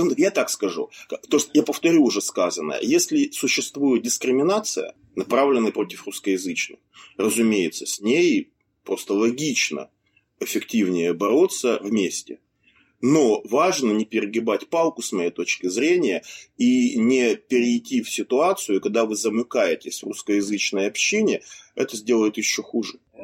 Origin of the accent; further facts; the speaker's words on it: Siberia, Russia; moved away; Я вот родился в Сибири, поэтому Хакасская национальная республика, как там ее называют, была совсем рядом.